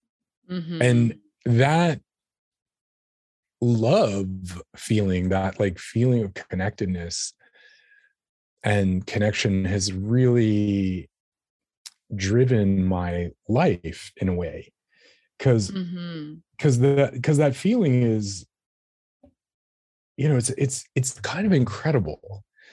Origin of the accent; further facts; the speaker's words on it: New York City, New York, United States; I was a young human growing up in New York City